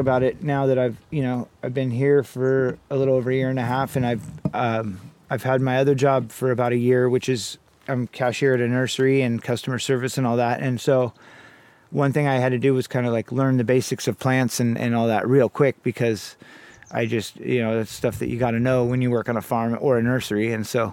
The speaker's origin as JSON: {"language": "English", "town": "Santa Cruz", "region": "California", "country": "United States", "tie": "born or raised there", "said": "I was born here in Santa Cruz, California in 1979"}